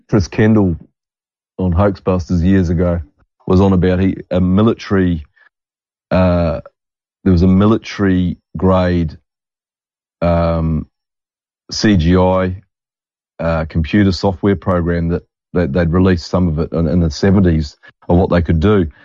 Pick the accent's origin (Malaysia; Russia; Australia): Australia; I'm the Australian Gerald McBoing boy.